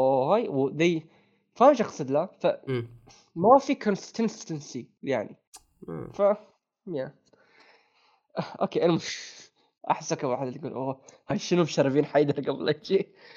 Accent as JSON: {"language": "Arabic", "country": "Bahrain", "said": "عندنا في البحرين"}